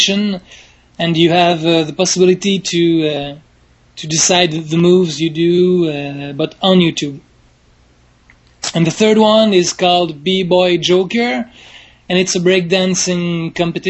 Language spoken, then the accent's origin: English; Montreal, Quebec, Canada; I'm from Montreal, Quebec, Canada